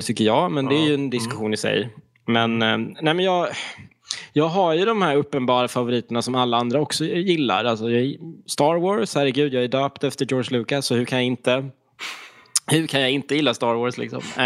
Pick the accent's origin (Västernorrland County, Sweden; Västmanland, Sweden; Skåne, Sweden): Skåne, Sweden; east coast of; rent geografiskt så kommer jag ifrån östkusten i Skåne